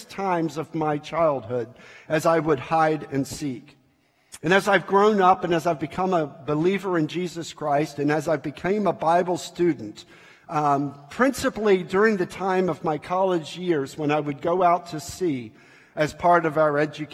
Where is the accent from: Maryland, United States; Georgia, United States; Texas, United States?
Maryland, United States; Baltimore; I grew up in Baltimore, Maryland